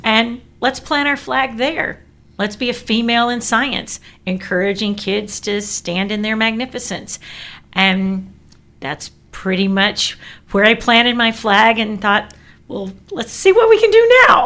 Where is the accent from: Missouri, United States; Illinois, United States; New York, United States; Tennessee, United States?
Tennessee, United States; I'm from Tennessee.